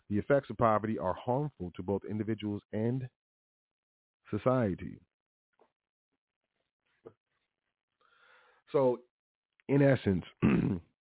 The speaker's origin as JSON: {"language": "English", "country": "United States", "tie": "born or raised there", "said": "I was born in the United States of America"}